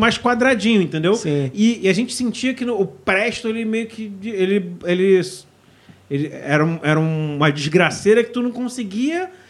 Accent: Rio de Janeiro, Brazil; a gente é carioca

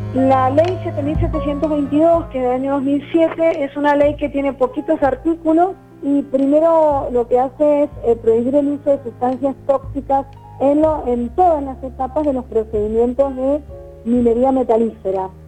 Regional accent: Mendoza, Argentina; como mendocinos hemos tenido que enfrentar

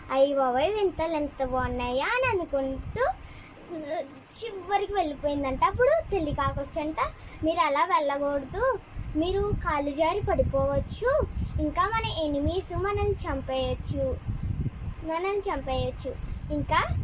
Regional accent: Ravulapalem, Andhra Pradesh, India; మా ఊరు రావులపాలెం

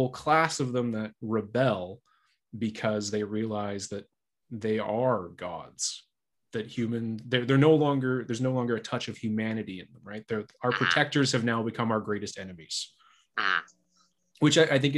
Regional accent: Canada; I'm Canadian, or we're both Canadian

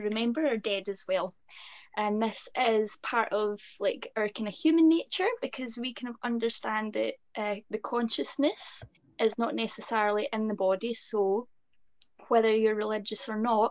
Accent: Scotland, United Kingdom; being Scottish

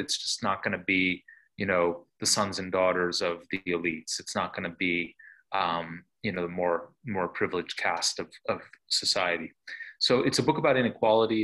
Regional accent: Buffalo, New York, United States; I grew up in Buffalo, uh, New York

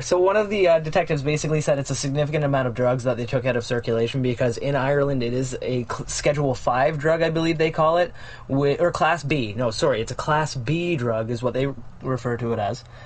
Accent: Canada; as a Canadian

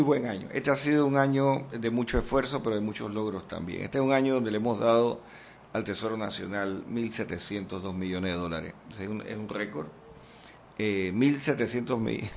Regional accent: Panama; debemos sentirnos extraordinariamente orgullosos como panameños

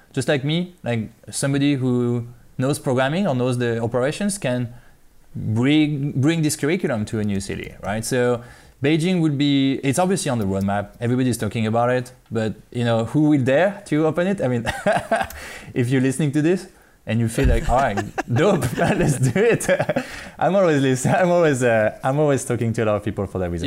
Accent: France; moved away as an adult; now in China; I'm from France.

